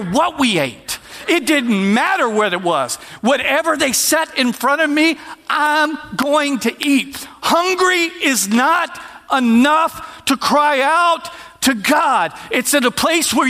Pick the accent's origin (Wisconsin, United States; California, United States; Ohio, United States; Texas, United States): Texas, United States; we're from Texas